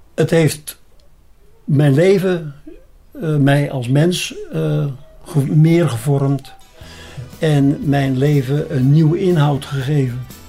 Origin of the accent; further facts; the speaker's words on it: Beemster, North Holland, Netherlands; now in Apeldoorn, Netherlands; Je hoort misschien wel aan mij ik ben een Beemsterling. En ik zeg, mijn vaderland is Noord-Holland boven het ei.